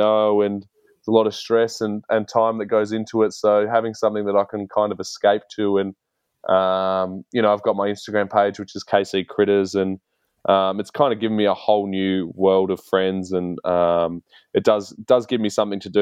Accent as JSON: {"language": "English", "town": "Port Lincoln", "region": "South Australia", "country": "Australia", "tie": "born or raised there", "moved": "yes", "lives_now": "Adelaide, Australia", "said": "growing up in Port Lincoln"}